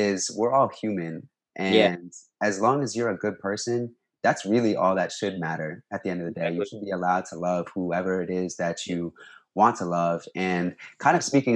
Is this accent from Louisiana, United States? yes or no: no; Mystic, Connecticut, United States; moved away as an adult; now in New York City, United States; I was living back in my hometown, Mystic, Connecticut